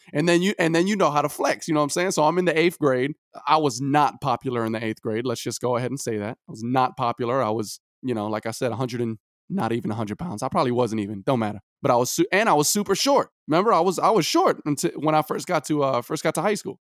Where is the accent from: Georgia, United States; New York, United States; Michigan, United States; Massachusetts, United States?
New York, United States; New York City; I'm from Brooklyn, New York